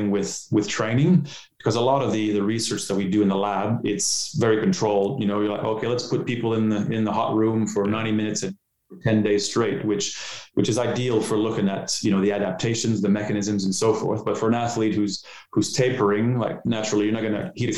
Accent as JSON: {"language": "English", "country": "Canada", "also_born_or_lived": "Ottawa", "moved": "as an adult", "lives_now": "Australia", "said": "I'm Canadian. So as you can tell, I don't have an Australian accent"}